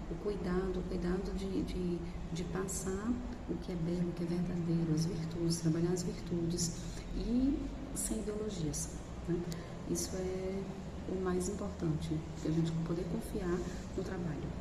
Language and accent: Portuguese; Aracaju, Sergipe, Brazil; Nós somos de Aracaju, Sergipe.